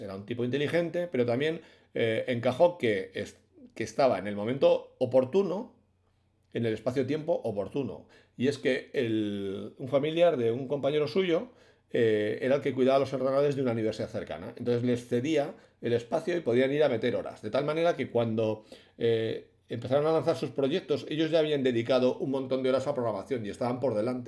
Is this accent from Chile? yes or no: no; Bilbao, Basque Country, Spain; yo soy de Bilbao y somos sur de Europa